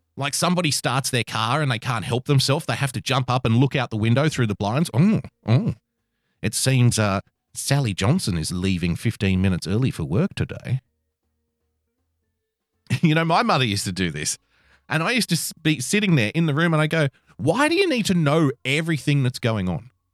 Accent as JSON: {"language": "English", "country": "Australia", "said": "I'm an Australian"}